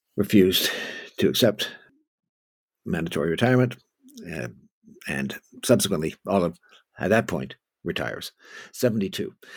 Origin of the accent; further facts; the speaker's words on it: Oakville, Ontario, Canada; growing up in Oakville, Ontario